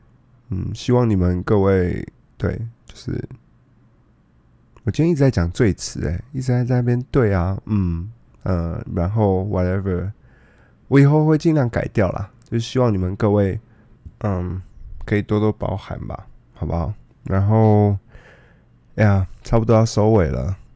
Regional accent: Taiwan; Yeah，我是台湾人，我我是台湾人

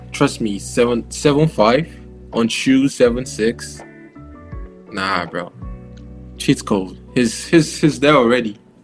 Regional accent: Nigeria; now in Taiwan; I'm Nigerian.

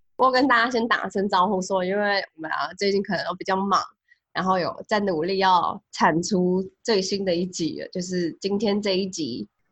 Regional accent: Taiwan; 我们在台湾长大

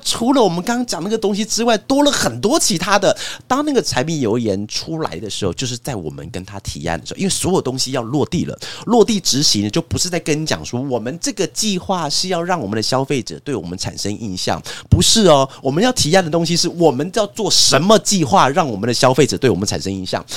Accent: Taiwan; 我们台湾人有一种是一个叫见面三分情

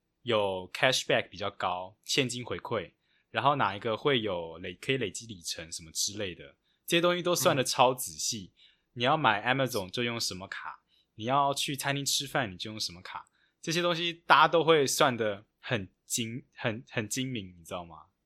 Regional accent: United States; Chinese is a second language; 对对，我就觉得哇，我美国人，我觉得美国人不可能做到这种。

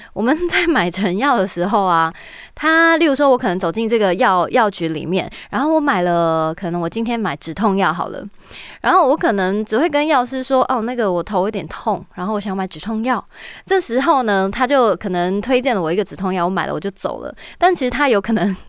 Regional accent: Taiwan; 我们台湾人不是最爱去日本买药吗

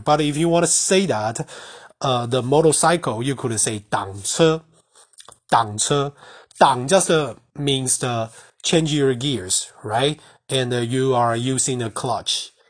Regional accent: Taiwan; first language Mandarin; English is a second language; I'm Asian and I'm Taiwanese, the Mandarin is my mother tongue

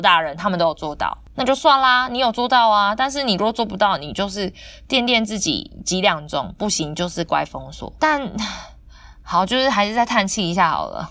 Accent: southern Taiwan, Taiwan; 就跟我们南部人都喜欢讲说，你们北部人就是怎样啦

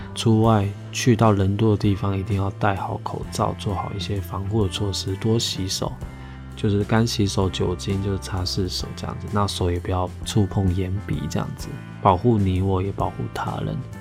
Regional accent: Hualien County, Taiwan; moved away; 因为我是花莲人。那我们都会开车回花莲

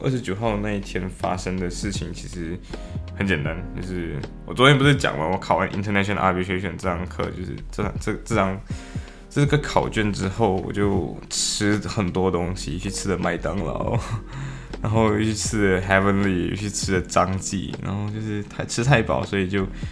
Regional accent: Malaysia; now in Liverpool, United Kingdom; 我们。马来西亚华人

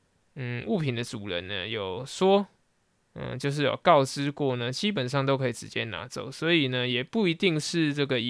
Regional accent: central and southern Taiwan, Taiwan; 那因为我是中南部的小孩，所以呢，多少还是会一点台语。

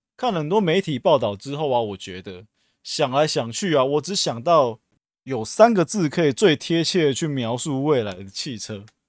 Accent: Taiwan; 我们台湾人民

